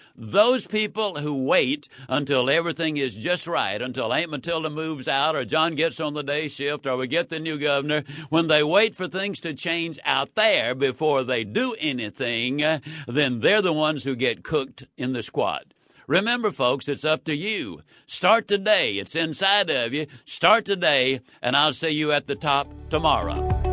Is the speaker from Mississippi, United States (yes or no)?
yes; Yazoo City, Mississippi, United States; born or raised there